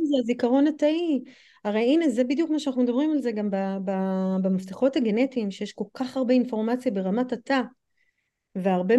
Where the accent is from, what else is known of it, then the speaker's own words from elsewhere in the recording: United States; accent: American; Hebrew is a second language; also born or lived in Europe; now in Israel; כמו שאתם שומעות מהמבטא שלי אז אני אמריקאית וחייתי גם באירופה וגם בארצות הברית